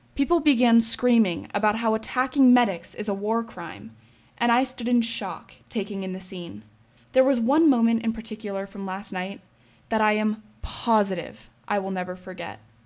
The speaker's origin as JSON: {"language": "English", "region": "Colorado", "country": "United States", "said": "I'm still from Colorado"}